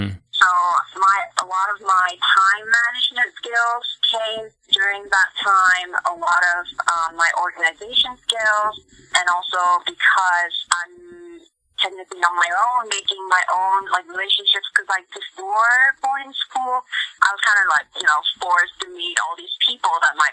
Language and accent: English; South Korea; also born or lived in Mongolia; now in United States; So I would usually just tell people like, oh, I was born in Korea, but I lived in Mongolia, you know, that kind of little nutshell kind of thing.